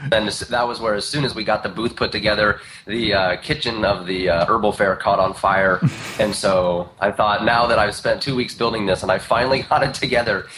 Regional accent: Indiana, United States; now in Eugene, United States; I was born back in Indiana. And around there's not much but just a lot of fields. And so, you know, I grew up kind of in the middle of just a bunch of cornfields

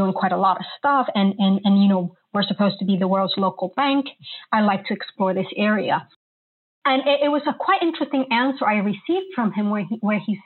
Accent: New York, United States; moved away as an adult; also born or lived in Colombia; now in London, United Kingdom; I'm a native Colombian, but I grew up in New York and now have lived in London for the last 17 years

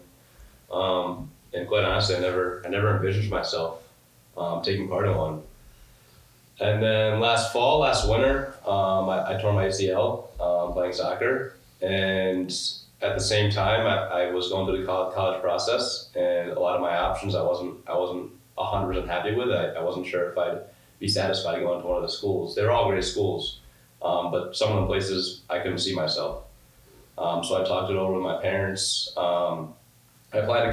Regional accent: Farmington, Connecticut, United States; I'm from Farmington, Connecticut

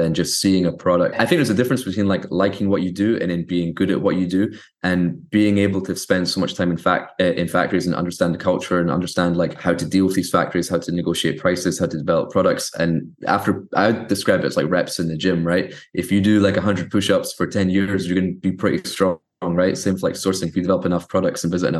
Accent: Scotland, United Kingdom; I grew up in Scotland

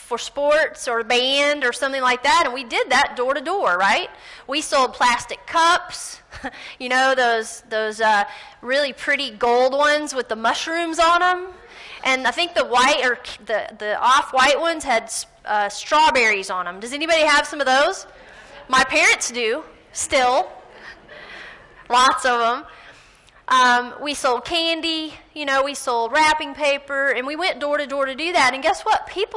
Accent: Gary, Indiana, United States; from where I'm from

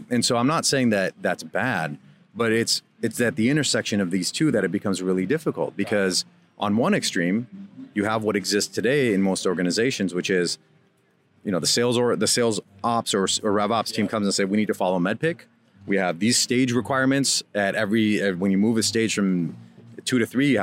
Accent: Minnesota, United States; also born or lived in Iran; I grew up in Minnesota, which there weren't many other Iranians there

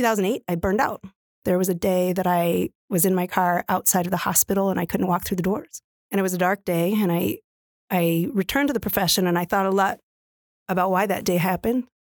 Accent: West Coast, United States; now in Midwest, United States; I came out from the West Coast. My family will never forgive me, but I really believe that I could make a difference for nurses

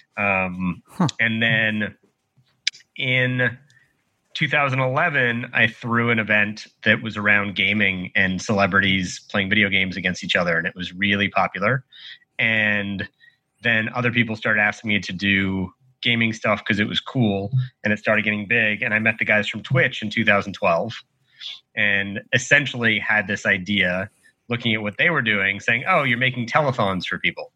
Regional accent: Canada; moved away as an adult; also born or lived in Boston / Los Angeles; I'm from Canada originally. So went to school in Boston, moved to LA.

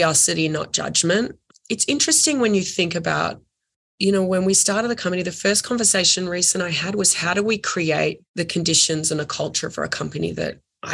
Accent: Australia; moved away as an adult; now in United States; I'm Australian

